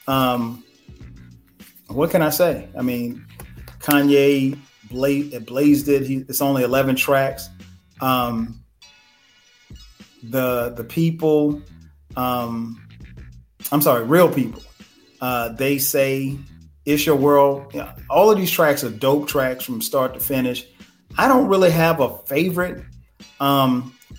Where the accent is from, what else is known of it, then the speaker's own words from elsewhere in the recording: Florence, South Carolina, United States; my hometown of Florence, South Carolina